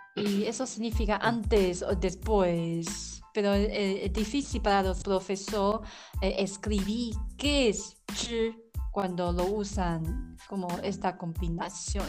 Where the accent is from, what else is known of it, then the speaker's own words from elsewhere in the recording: Taiwan; Spanish is a second language; soy la … de Taiwán